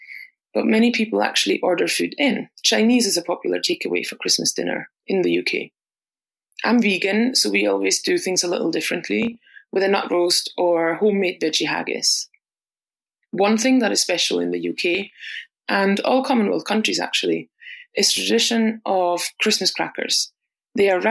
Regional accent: Austria; moved away as an adult; now in Glasgow, United Kingdom; I'm originally from Austria, but moved to Glasgow in Scotland

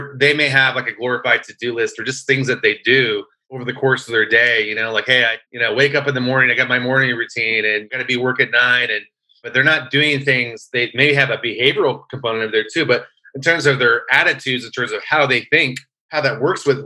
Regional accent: California, United States; I'm from California

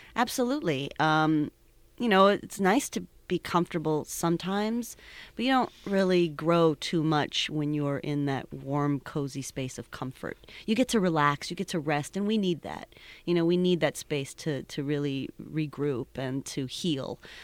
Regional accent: Cleveland, Ohio, United States; now in Pittsburgh, United States; I'm originally from Cleveland

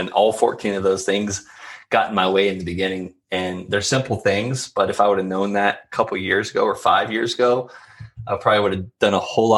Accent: Florida, United States; even though I'm from Florida.

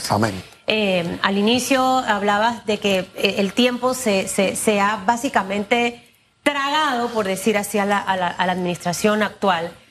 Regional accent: Panama; soy panameña.

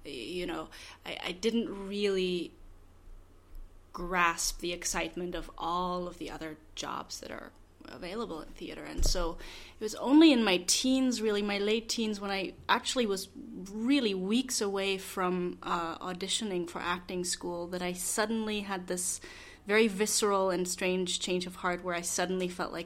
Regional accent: Berlin, Germany; moved away; Which is where I'm from. I grew up in Berlin

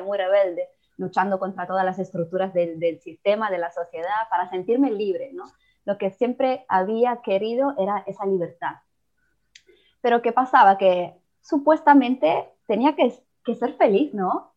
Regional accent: Italy; Spanish is a second language; also born or lived in Mexico; soy italiana

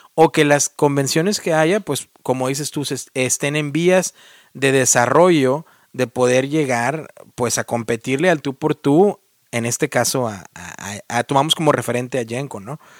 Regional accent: Mexico; now in United States; Yo soy el único mexicano

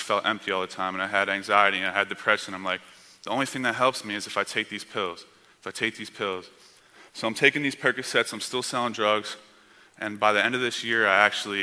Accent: near Camden, New Jersey, United States; moved away; I was born in a city called Camden, New Jersey, which at one time was one of the most dangerous cities in America and also the most poverty-stricken area in America. And so I grew up about 10, 15 minutes away from there

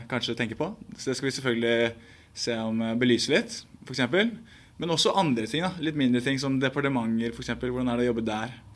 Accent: Bærum, Akershus, Norway; Så jeg kommer fra Bærum. Et lite sted som heter Bekkstua

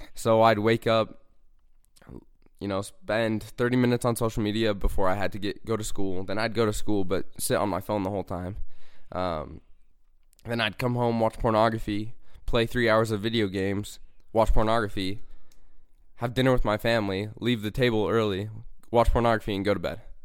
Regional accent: Bountiful, Utah, United States; I'm from Bountiful, Utah

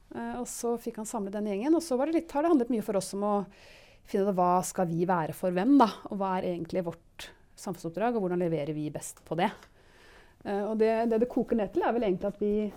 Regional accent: Gol, Buskerud, Norway; moved away; jeg vokste opp på Gol

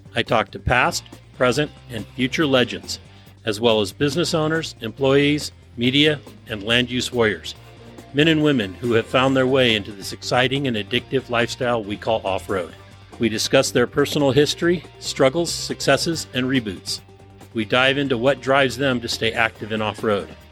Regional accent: San Francisco Bay Area, California, United States; moved away as an adult; now in Placerville, United States; I was born in and raised in the San Francisco Bay Area, just outside of San Francisco

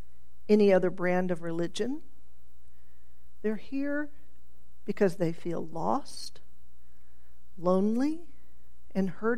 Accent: Tulsa, Oklahoma, United States; I grew up in Tulsa during this rise of televangelism

